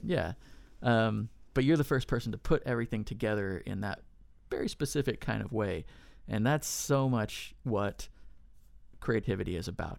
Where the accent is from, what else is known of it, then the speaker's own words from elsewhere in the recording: near Sutter's Fort, California, United States; I grew up in California near Sutter's Fort